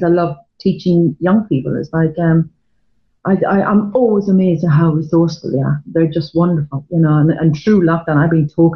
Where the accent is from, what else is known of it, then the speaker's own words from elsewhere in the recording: Ireland; moved away as an adult; now in London, United Kingdom; being Irish in the 80s